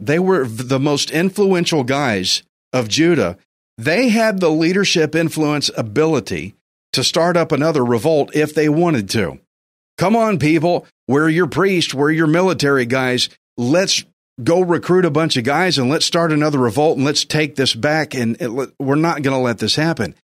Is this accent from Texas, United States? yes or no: yes; Texas, United States; I'm a Texan, I'm a redneck